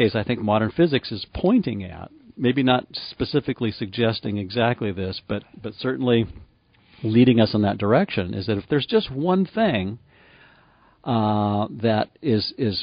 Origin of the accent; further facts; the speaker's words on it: Livermore, California, United States; I grew up in Livermore, California